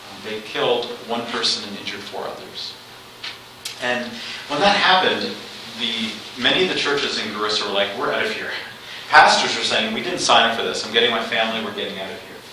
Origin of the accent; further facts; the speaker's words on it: Canada; now in Kenya; And as Canadian Baptists, we've worked here for a long time.